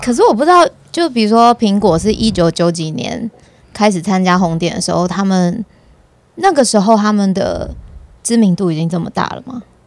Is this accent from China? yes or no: no; Taiwan; 从我们我台湾人的角度来看，我有时候就觉得很有趣。